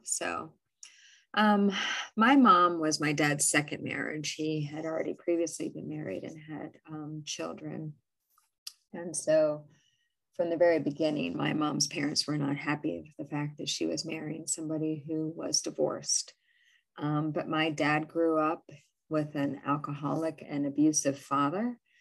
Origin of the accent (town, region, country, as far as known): Illinois, United States; born or raised there; also born or lived in New York / Maine